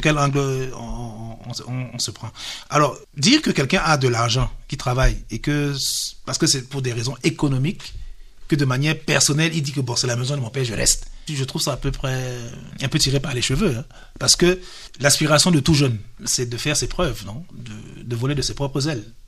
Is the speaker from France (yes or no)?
no; Cameroon; Nous sommes des Africains, nous sommes des Camerounais.